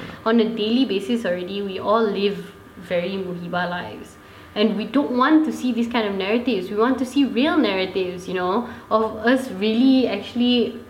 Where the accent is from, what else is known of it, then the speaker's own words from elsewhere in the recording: Malaysia; Zan and I, our racial group itself, the mixed marriage kids, are not represented. And we are also Malaysian.